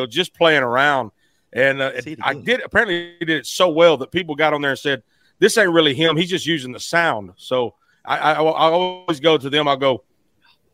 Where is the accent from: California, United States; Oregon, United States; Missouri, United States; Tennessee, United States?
Tennessee, United States; Memphis; I'm from Memphis